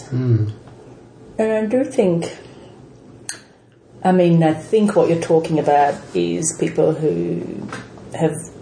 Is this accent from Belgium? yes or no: yes; Belgium; moved away as an adult; now in Sydney, Australia; I grew up in Europe and, you know, which part? In Belgium.